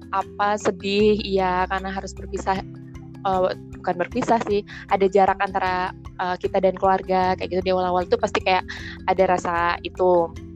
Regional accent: Denpasar, Bali, Indonesia; moved away as an adult; also born or lived in Semarang; asalku dari Bali.

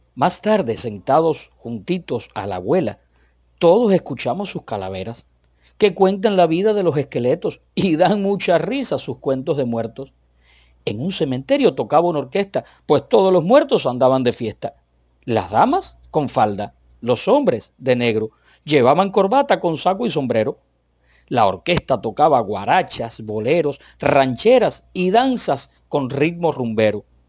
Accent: Cuba; soy cubano. Y bueno, que no soy mexicano ni vivo en México

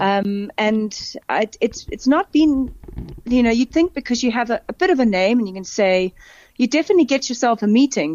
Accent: Cape Town, Western Cape, South Africa; moved away as an adult; also born or lived in England; now in Johannesburg, South Africa; for me growing up in Cape Town

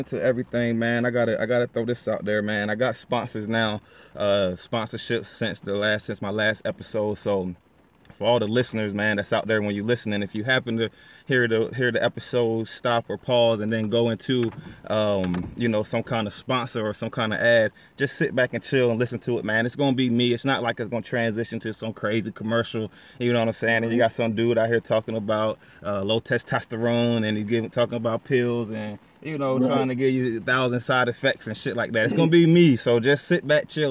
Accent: DMV, United States; Coming from my hometown. Pokemon City, Peace City, stand up, representing the DMV

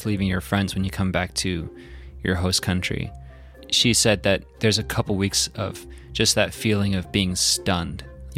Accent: Nigeria; I remember growing up in Nigeria, we had this satellite phone, and we had to like point it at the satellite to get signal.

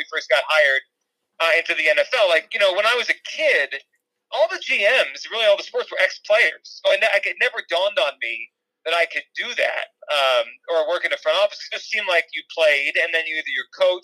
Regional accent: New Jersey, United States; I grew up in Jersey, Central Jersey, which exists.

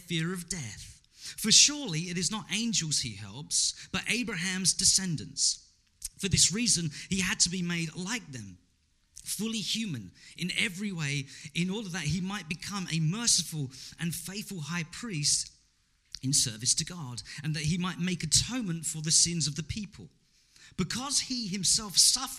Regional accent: England, United Kingdom; the Pakistani community in my hometown in England

